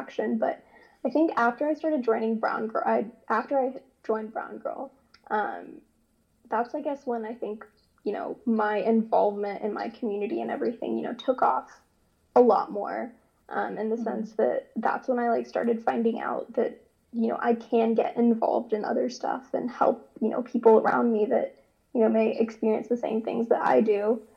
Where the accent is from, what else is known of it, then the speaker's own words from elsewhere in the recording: Ottawa, Ontario, Canada; now in Columbia, United States; originally from Canada. I was born in Ottawa, Ontario, but now I live in the States, in Columbia, South Carolina